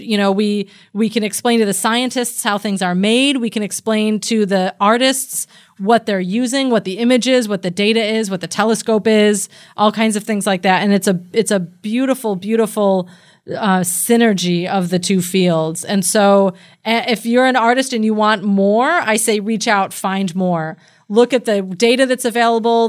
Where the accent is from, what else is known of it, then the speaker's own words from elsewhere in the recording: United States; I'm an American and I grew up with The Simpsons